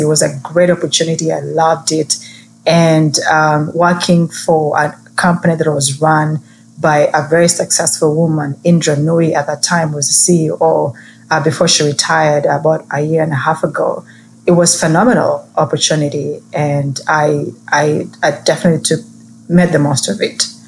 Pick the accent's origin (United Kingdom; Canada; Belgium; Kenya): Kenya; moved away; growing up in Kenya